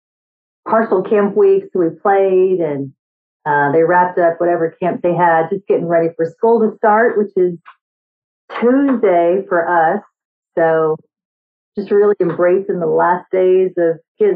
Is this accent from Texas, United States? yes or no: yes; Austin, Texas, United States; also born or lived in New York City; I'm from Austin, but I grew up in downtown Austin, so I love that city vibe